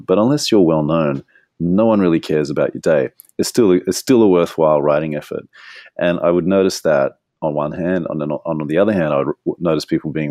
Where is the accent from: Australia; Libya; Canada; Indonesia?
Australia; I'm Australian